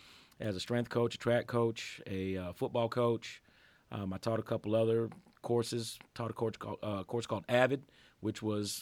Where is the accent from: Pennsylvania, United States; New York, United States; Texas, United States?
New York, United States; Buffalo; also born or lived in Massachusetts / New Hampshire / Ohio; Well, I'm originally from Buffalo, New York. I spent most of my life there and most of my family's there. I moved around a bunch when I was younger, though. I was born in Massachusetts. I lived in New Hampshire.